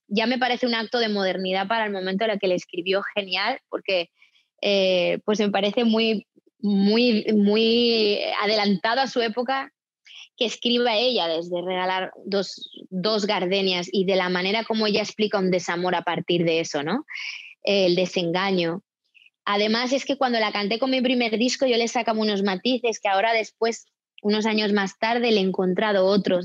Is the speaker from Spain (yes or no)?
yes; Spain; now in United States; yo como española